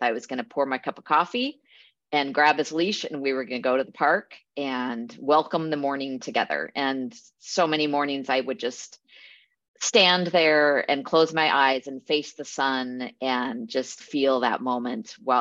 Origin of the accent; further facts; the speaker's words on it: Eugene, Oregon, United States; now in Portland, United States; I grew up in Eugene, so not too far from here